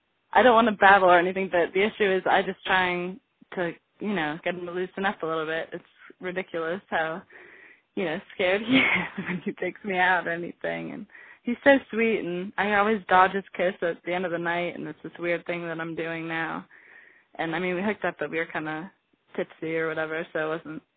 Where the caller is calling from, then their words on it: Colorado, United States; I live in Colorado. I'm 17.